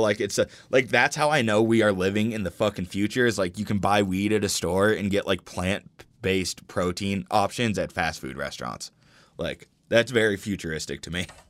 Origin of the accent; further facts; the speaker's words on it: Denver, Colorado, United States; growing up in Denver